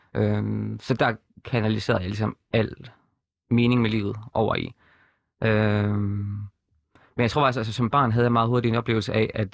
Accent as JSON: {"language": "Danish", "town": "Horsens", "region": "Central Denmark Region", "country": "Denmark", "tie": "born or raised there", "moved": "as an adult", "said": "født og opvokset i Horsens, boede der til jeg var 21"}